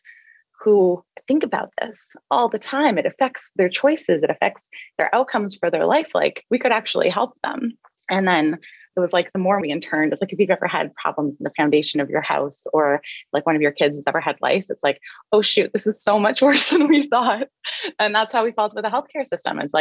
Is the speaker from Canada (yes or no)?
yes; Canada; I'm Canadian. I was raised by a single mom